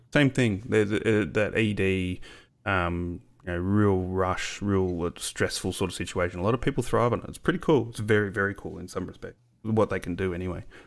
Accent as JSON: {"language": "English", "country": "Australia", "said": "being an Aussie"}